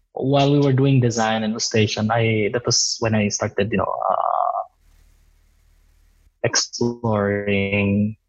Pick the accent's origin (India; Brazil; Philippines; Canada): Philippines; Tacloban, Eastern Visayas; moved away as an adult; I'm from Tacloban City. I grew up there. I had my preschool, grade school, high school in Tacloban City